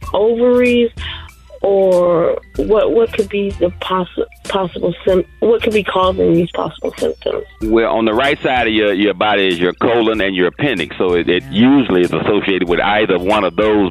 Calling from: Fort Lauderdale, Florida, United States; I'm calling from Fort Lauderdale, Florida

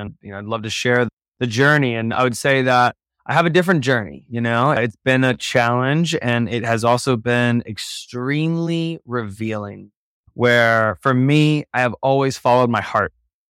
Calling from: Boulder, Colorado, United States; Checking in from Boulder, Colorado.

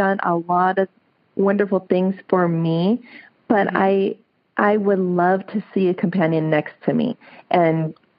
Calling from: California, United States; I'm calling from a small town in California called Olivers. It's about 30 minutes north from Sacramento.

